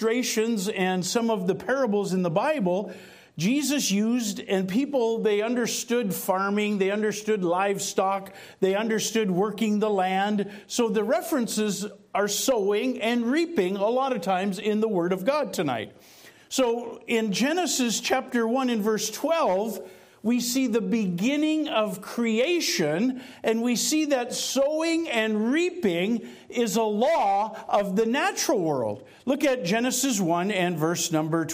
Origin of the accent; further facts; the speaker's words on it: North Dakota, United States; moved away; I was born and raised in North Dakota